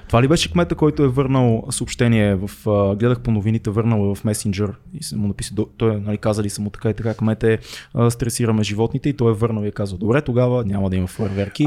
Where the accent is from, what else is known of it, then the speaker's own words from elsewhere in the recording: Sofia, Sofia City, Bulgaria; Едно време в Надежда, цеци като джитках между блоковете по празници